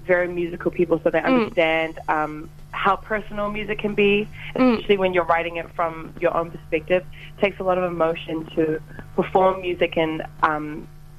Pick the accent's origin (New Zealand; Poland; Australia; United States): New Zealand; a Samoan person, a person of color, growing up in New Zealand